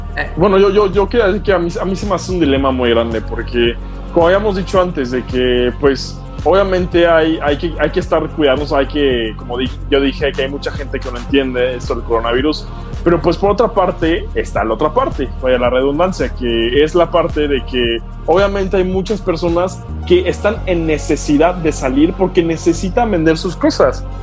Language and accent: Spanish; Mexico; nosotros como, como mexicanos